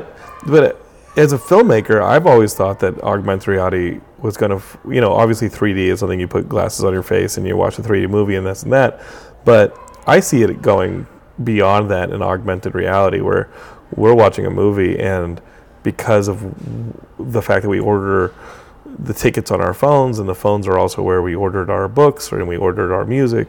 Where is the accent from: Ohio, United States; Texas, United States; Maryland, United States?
Texas, United States; Austin; I grew up in Austin, and Origin and Ultima were like the big thing, and because it was local.